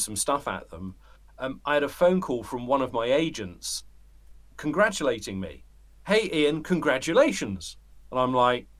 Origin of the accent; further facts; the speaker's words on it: United Kingdom; moved away; I'm a British bloke in the middle of metaphorical nowhere